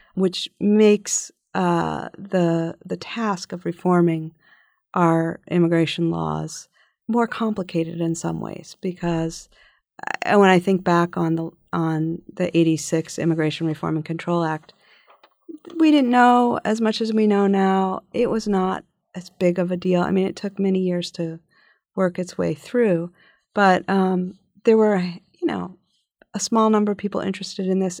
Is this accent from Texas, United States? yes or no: no; Philadelphia, Pennsylvania, United States; growing up in Philadelphia in the nineteen sixties and seventies